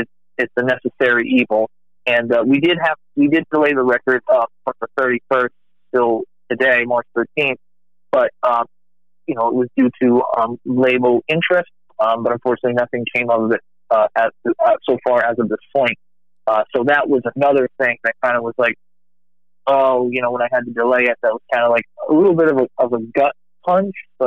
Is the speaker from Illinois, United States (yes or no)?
no; Rhode Island, United States; now in Texas, United States; I'm originally from Rhode Island, but living in Texas